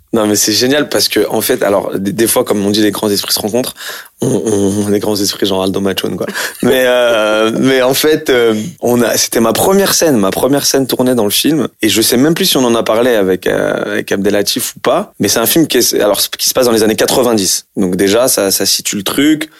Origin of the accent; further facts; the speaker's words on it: France; je suis d'origine algérienne et puis en plus j'ai grandi en France je suis né en France